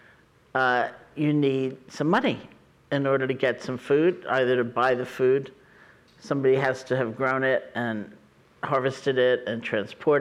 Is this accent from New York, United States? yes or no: yes; New York City, New York, United States; moved away; I grew up in New York City